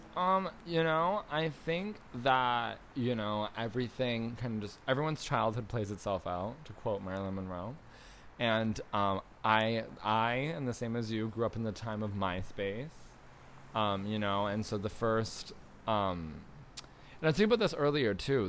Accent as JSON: {"language": "English", "town": "Niagara Falls", "region": "Ontario", "country": "Canada", "tie": "born or raised there", "moved": "yes", "said": "I was born in Niagara Falls, Canada"}